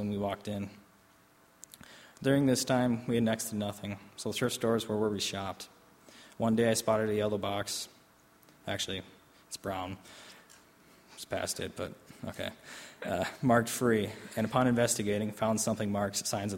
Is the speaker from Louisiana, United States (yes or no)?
no; Oshkosh, Wisconsin, United States; also born or lived in Albany, New York; we decided that we both return to my hometown, to my family. Even though my family situation was rough, I rationalized that at least she wouldn't be physically hurt. Events happened quickly, and soon I was home in Oshkosh